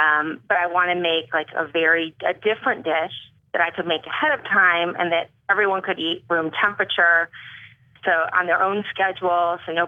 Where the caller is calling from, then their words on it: California, United States; From the Bay Area.